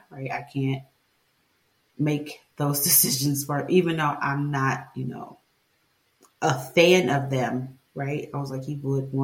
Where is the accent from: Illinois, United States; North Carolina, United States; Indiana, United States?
Illinois, United States; Chicago; I grew up in Chicago